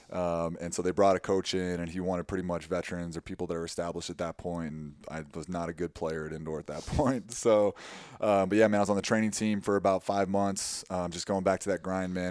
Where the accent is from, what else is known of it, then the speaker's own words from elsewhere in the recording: Tucson, Arizona, United States; moved away as an adult; also born or lived in Waverly, Iowa; I grew up in Tucson, which is half, you know, half a million people